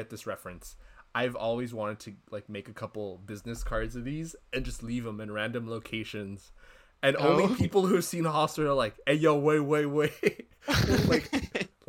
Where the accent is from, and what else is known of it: United States